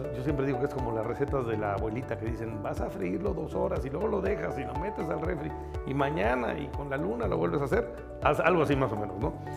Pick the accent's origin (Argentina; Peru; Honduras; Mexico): Mexico; Oaxaca; Soy oaxaqueño, soy orgullosamente oaxaqueño, mi familia es de Oaxaca